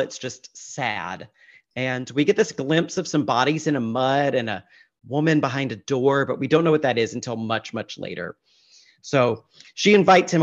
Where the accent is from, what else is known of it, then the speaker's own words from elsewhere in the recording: Mississippi, United States; moved away; as a child growing up in Mississippi